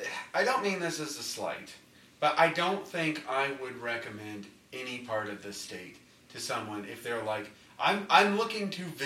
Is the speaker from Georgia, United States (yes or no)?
no; Lafayette, Indiana, United States